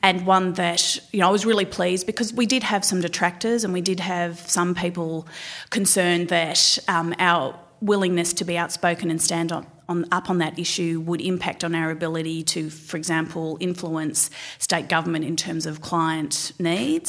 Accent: Gisborne, Victoria, Australia; I grew up just outside of Melbourne in a, what was a little town called Gisborne

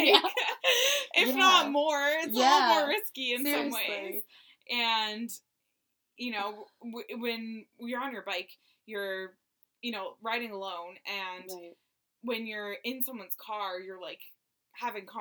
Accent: Miami Beach, Florida, United States; moved away as an adult; also born or lived in New York City; I grew up in Miami Beach and went to school in New York City

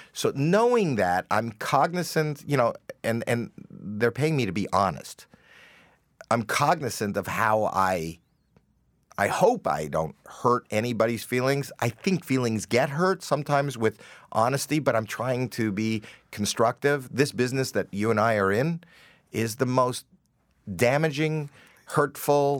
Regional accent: Toronto, Ontario, Canada; me coming from Toronto, but the fact that it is my hometown

